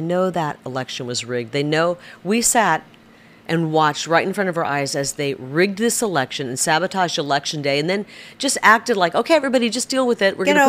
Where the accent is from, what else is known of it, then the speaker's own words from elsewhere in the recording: Iowa, United States; I'm a big talker. I'm from Iowa.